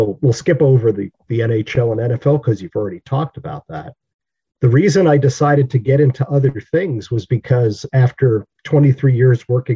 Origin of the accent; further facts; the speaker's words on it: New York City, New York, United States; I grew up in New York City.